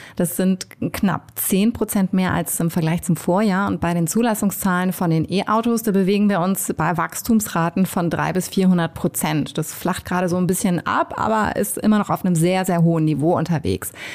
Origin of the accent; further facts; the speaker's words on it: Hamburg, Germany; Ich bin ja auch Hamburgerin